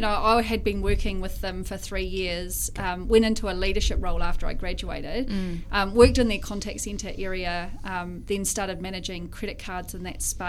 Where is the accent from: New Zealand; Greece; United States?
New Zealand; Wellington; moved away as an adult; now in Auckland, New Zealand; I grew up in Wellington, and I have one brother.